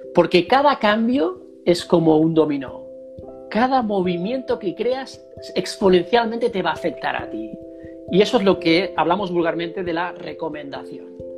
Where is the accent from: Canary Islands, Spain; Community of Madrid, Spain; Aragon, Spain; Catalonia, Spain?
Catalonia, Spain; Girona; Girona, en mi tierra natal.